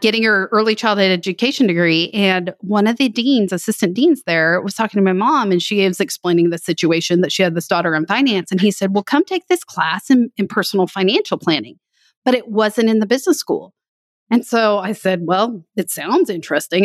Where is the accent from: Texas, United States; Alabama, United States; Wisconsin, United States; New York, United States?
Texas, United States; West; I grew up in West Texas